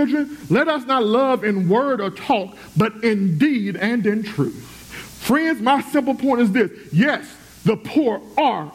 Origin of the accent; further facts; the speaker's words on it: United States; I'm glad to be an American